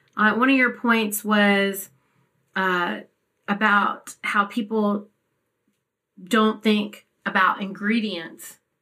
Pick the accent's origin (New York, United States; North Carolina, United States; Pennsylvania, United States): North Carolina, United States; we grew up in North Carolina